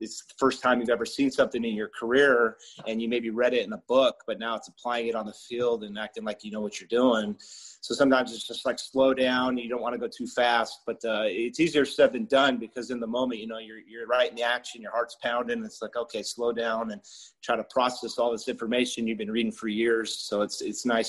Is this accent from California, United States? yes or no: yes; Chino, California, United States; I grew up in Chino, born and raised.